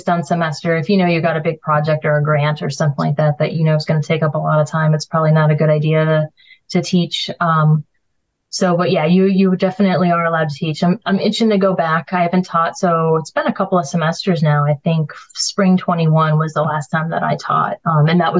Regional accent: Buffalo, New York, United States; now in Oswego, United States; I'm from Buffalo

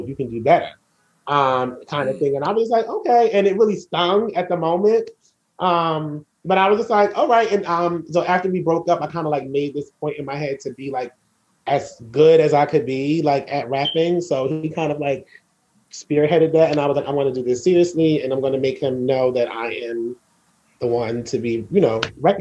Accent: Asbury Park, New Jersey, United States; I grew up on the Jersey Shore

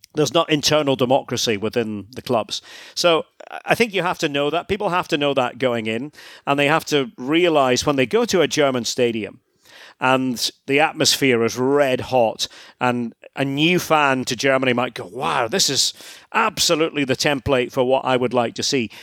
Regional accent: Scotland, United Kingdom; moved away as an adult; spent a lot of time in my home country, Scotland, broadcasting.

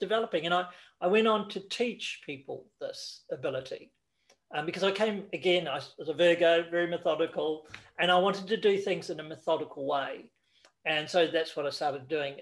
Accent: New Zealand; moved away; I went back to New Zealand, because I'm originally from New Zealand

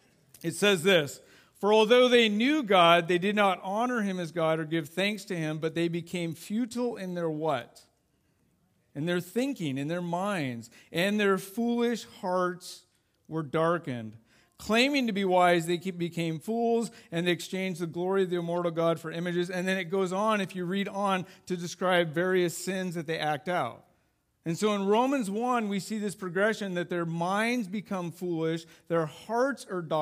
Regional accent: Idaho, United States; And we grew up in Idaho, or, you know, lived in Idaho, and we loved backpacking.

